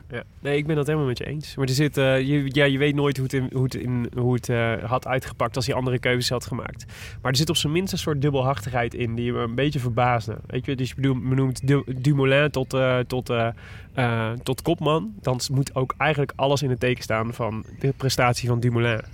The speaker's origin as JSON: {"language": "Dutch", "town": "Breda", "region": "North Brabant", "country": "Netherlands", "said": "ik kom uit Breda"}